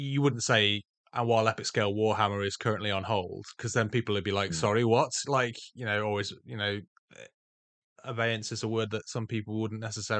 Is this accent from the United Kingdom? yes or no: yes; England, United Kingdom; Lieutenant, come on, dude, we're English.